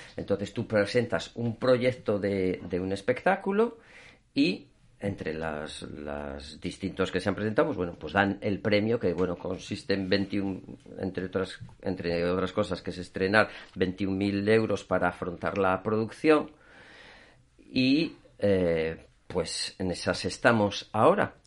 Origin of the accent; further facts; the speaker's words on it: León, Castile and León, Spain; moved away as an adult; now in Asturias, Spain; yo soy de León, vine aquí a Asturias